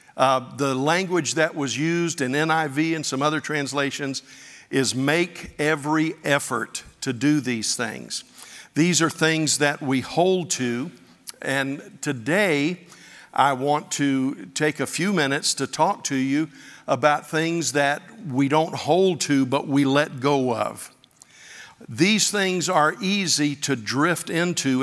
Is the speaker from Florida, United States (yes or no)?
yes; Pensacola Beach, Florida, United States; I grew up on Pensacola Beach